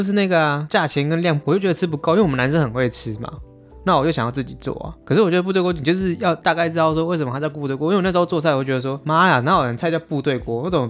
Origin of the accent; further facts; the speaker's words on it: Taiwan; 虽然我是台湾人，